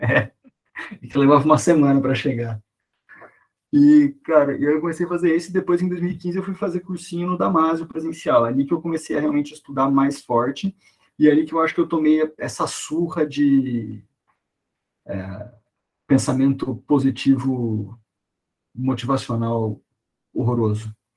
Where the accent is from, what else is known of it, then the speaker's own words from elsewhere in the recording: interior of São Paulo, Brazil; moved away as an adult; sou do interior de São Paulo, fui para a capital para estudar